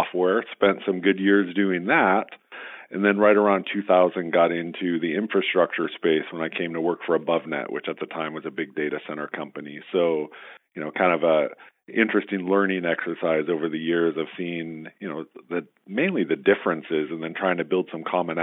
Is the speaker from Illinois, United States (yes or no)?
no; Southern California, United States; also born or lived in Michigan; now in San Jose, United States; my dad switched careers and got into aerospace, which brought us to Southern California.